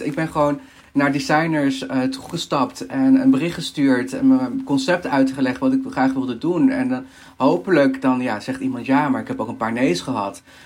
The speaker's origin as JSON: {"language": "Dutch", "country": "Peru", "moved": "yes", "lives_now": "Netherlands", "said": "ik kom zelf uit Peru. Mijn, ehm, ja, ik ben Peruaans"}